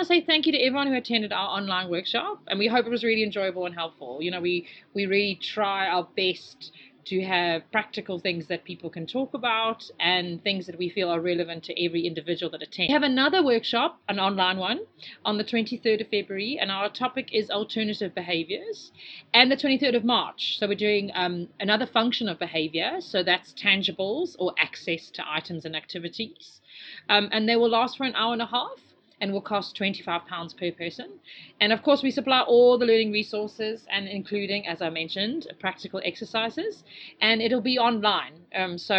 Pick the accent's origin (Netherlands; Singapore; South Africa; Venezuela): South Africa; accent: South African; moved away; also born or lived in England; I sound more South African, which is fine because I am South African.